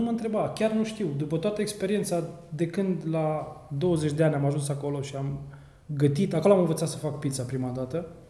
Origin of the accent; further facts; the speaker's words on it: Reșița, Caraș-Severin County, Romania; moved away as an adult; născut și crescut în Reșița până la 18 ani